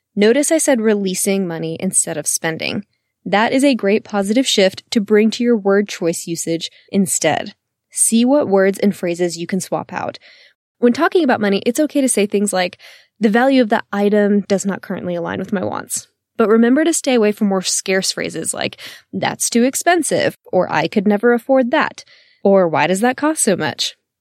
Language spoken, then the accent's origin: English; Texas, United States; I am born and raised in Texas and still live in Austin today